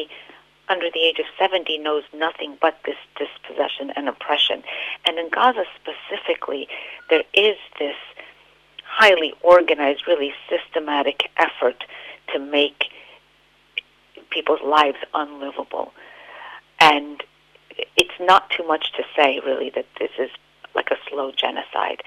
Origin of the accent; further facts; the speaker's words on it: United States; I was born and raised in the United States